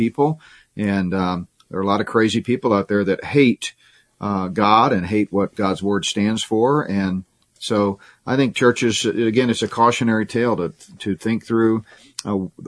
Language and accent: English; Houston, Texas, United States; I grew up in Houston, went to high school and college there.